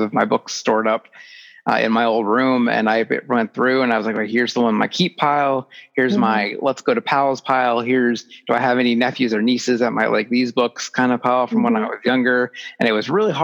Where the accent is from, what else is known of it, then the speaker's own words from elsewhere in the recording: Astoria, Oregon, United States; now in Hillsboro, United States; Growing up in Astoria